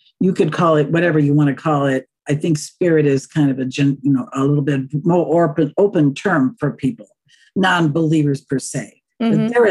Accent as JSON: {"language": "English", "region": "North Central Wisconsin", "country": "United States", "tie": "born or raised there", "said": "When we were kids growing up in North Central Wisconsin in the 40s and 50s and 60s"}